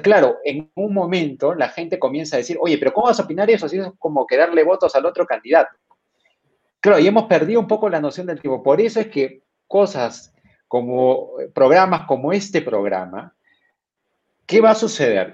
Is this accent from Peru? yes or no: yes; Peru; como peruano